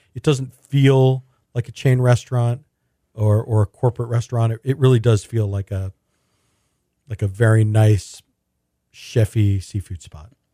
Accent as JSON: {"language": "English", "town": "Houston", "region": "Texas", "country": "United States", "tie": "born or raised there", "said": "when I was growing up in Houston"}